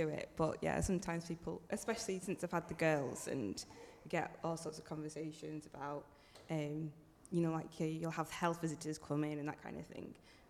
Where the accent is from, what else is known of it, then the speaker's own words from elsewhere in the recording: Wigan, North West England, United Kingdom; because I'm from Wigan